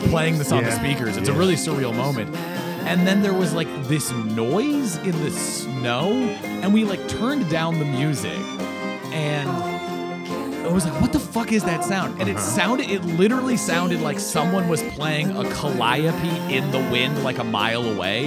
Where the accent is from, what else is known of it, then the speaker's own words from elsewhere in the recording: Seattle, Washington, United States; moved away as an adult; I'm from Seattle